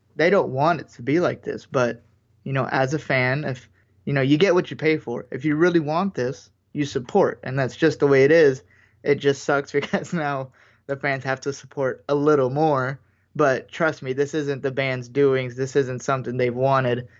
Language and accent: English; United States; we're American